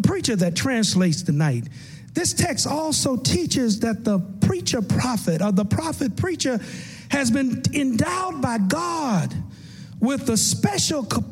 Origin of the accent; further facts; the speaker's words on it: Tennessee, United States; the little church I grew up in Tennessee